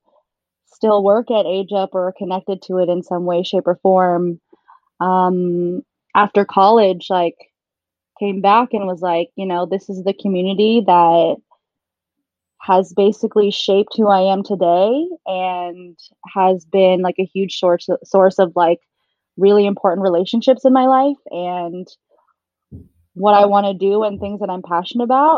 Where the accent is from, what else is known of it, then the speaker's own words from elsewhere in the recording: Seattle, Washington, United States; I was born and raised in Seattle